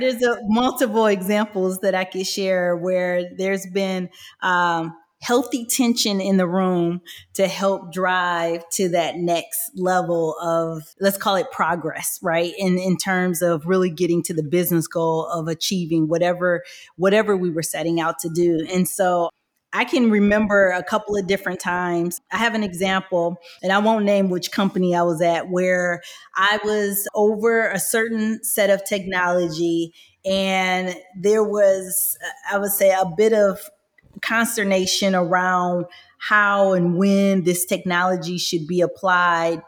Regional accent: Michigan, United States; I am from Michigan, I was always around the automotive industry

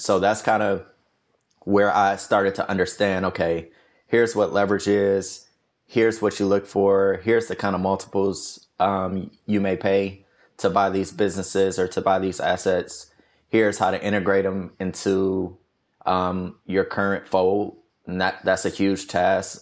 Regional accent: Detroit, Michigan, United States; moved away as an adult; also born or lived in New York / Atlanta; I grew up in Detroit, uh, my whole life, basically.

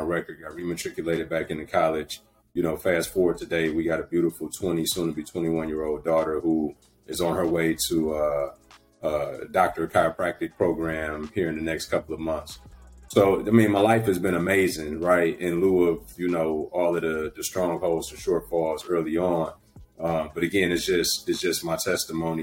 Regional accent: Detroit, Michigan, United States; born and raised in Detroit

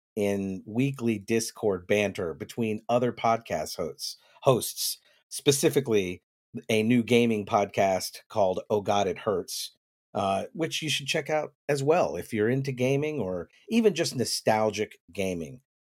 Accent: the South, United States; I was raised in the South

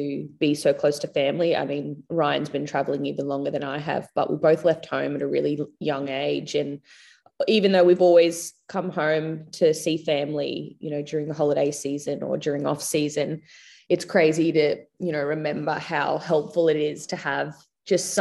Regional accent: Logan, Queensland, Australia; moved away as an adult; also born or lived in Gold Coast / Brisbane; I was born on the Gold Coast and went to school in Brisbane. But like I said, I moved when I was 18, so I don't really know like Brisbane that well. I grew up more like Logan, Gold Coast Logan.

